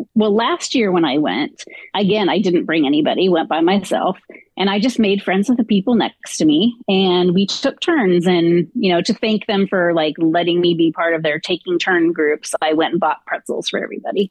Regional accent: Southern California, United States; I grew up in Southern California

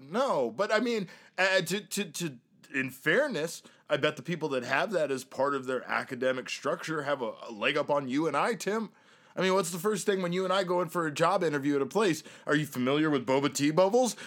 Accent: Syracuse, New York, United States; now in Phoenix, United States; I thought I was moving to New York as a kid, but it ended up that I was moving to Syracuse, New York.

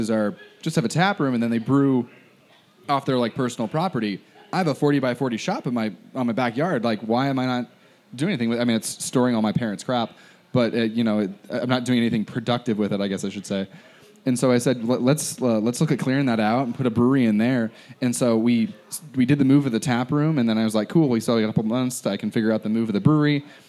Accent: Spokane, Washington, United States; I grew up in Spokane

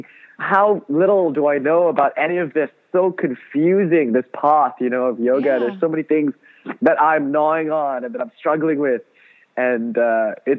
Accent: Kuala Lumpur, Malaysia; now in Los Angeles, United States; I grew up in Kuala Lumpur, Malaysia

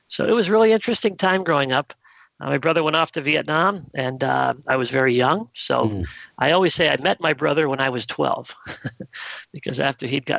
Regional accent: Brattleboro, Vermont, United States; moved away as an adult; also born or lived in Springfield, Massachusetts / Lake George, New York; now in Rehoboth, Massachusetts, United States; where I really grew up was in Brattleboro, Vermont

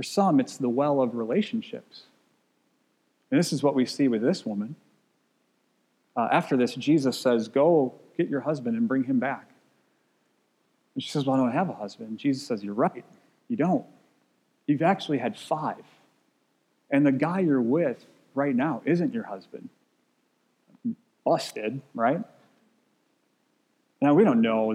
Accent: Wisconsin, United States; I grew up in Wisconsin

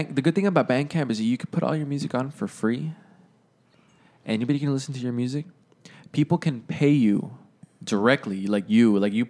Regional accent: Laredo, Texas, United States; I was commuting back and forth from my hometown, and I just moved back to Laredo

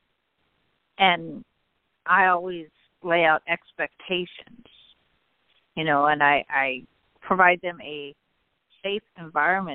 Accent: Northern California, United States; also born or lived in Central Valley, California; I grew up in Northern California, the youngest of our family

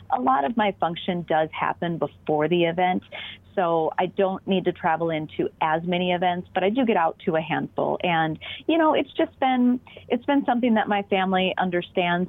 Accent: Minnesota, United States; accent: Minnesota; we're all Minnesotan

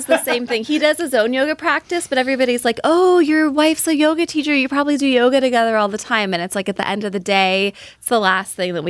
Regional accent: Bay Area, California, United States; moved away as an adult; also born or lived in Wisconsin; So I'm from the Bay Area. We moved to Wisconsin.

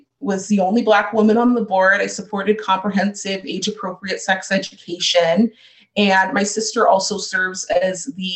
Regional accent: Chandler, Arizona, United States; also born or lived in Ahwatukee, Phoenix, Arizona; I moved from Kyrene in about the eighth grade to the Chandler Unified School District and went to middle school and high school and graduated within the district

